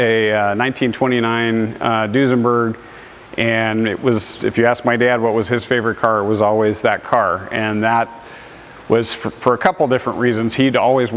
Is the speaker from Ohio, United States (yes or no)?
no; Newport Beach, California, United States; also born or lived in Virginia / Coto de Caza, California; I was born in Newport Beach, was there a couple years, and then my dad, who had been in home building since the 50s, became chief of the Air Force Reserve. We moved back to Virginia for 4 years, came back again, finished up school in Newport